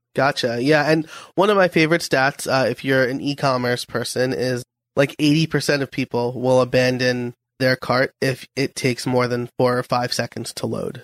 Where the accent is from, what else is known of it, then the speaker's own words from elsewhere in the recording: New York, United States; I'm from New York